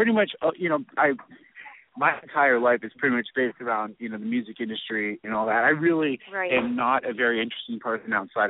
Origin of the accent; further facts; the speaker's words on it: Columbus, Ohio, United States; I love that 614 area code because that's, as I said, I'm from Columbus, Ohio.